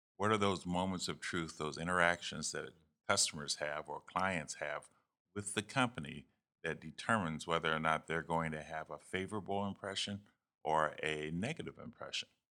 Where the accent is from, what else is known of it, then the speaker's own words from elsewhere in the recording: Youngstown, Ohio, United States; moved away as an adult; also born or lived in Texas; I'm from Youngstown, Ohio. Um, went to Cardinal Mooney High School there and, um, grew up on the south side of, of Youngstown